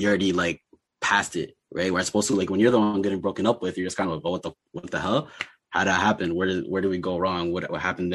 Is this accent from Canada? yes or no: yes; Toronto, Ontario, Canada; also born or lived in Kalakla, Sudan; I'm from Toronto by way of Sudan, through Kalakla